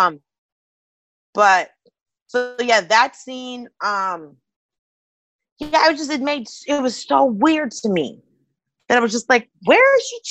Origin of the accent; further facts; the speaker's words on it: Atlanta, Georgia, United States; I'm from Atlanta